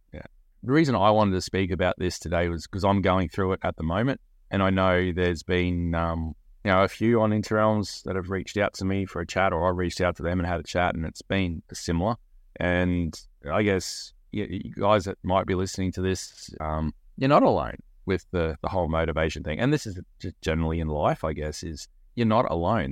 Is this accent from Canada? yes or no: no; Australia; being an Australian